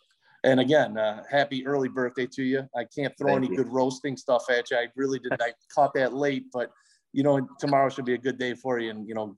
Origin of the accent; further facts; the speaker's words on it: Midwest, United States; maybe because we're from the Midwest.